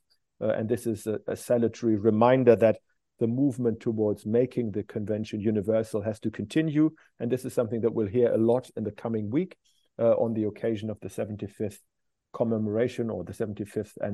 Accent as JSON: {"language": "English", "country": "Germany", "moved": "yes", "lives_now": "Glasgow, United Kingdom", "said": "my home country, Germany."}